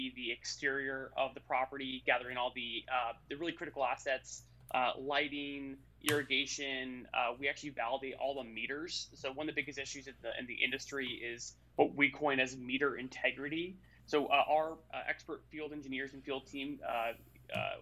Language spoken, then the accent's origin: English; Florida, United States; I'm from Florida